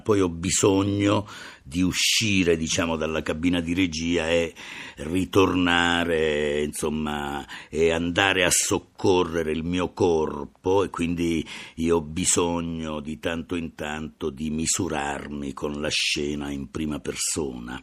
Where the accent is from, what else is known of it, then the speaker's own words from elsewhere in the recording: Calabria, Italy; sono nato in Calabria